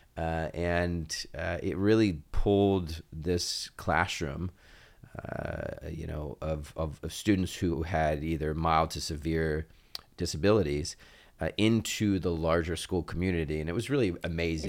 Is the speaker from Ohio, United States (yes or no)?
yes; Oxford, Ohio, United States; also born or lived in Cincinnati, Ohio; I was born in Cincinnati and I consider it home, but was really raised uh, in large part in Oxford, in Butler County